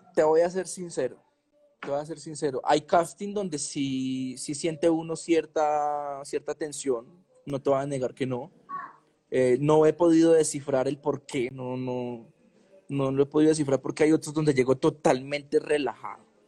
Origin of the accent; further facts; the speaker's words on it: Medellín, Antioquia, Colombia; Yo soy un pelado de Medellín, normal, de barrio, me pegaron un tiro a los 15 años